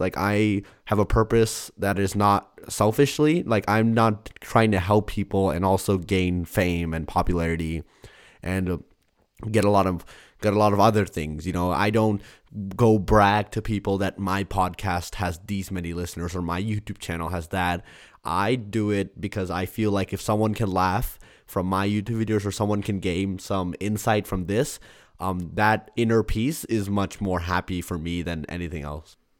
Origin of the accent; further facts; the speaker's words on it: India; I'm Indian